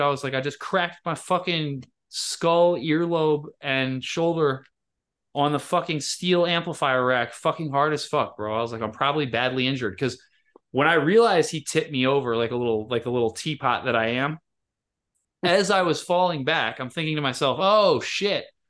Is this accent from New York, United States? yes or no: no; Michigan, United States; moved away; my hometown in Michigan